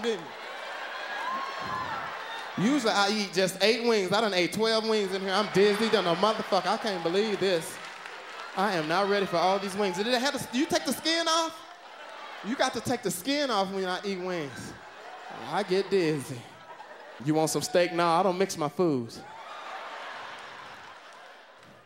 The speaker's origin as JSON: {"language": "English", "region": "the South", "country": "United States", "said": "I'm from the South"}